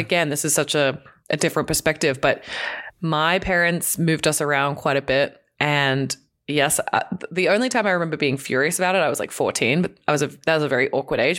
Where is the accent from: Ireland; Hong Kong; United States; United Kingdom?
Hong Kong; moved away; I grew up in Hong Kong in a tiny apartment with two siblings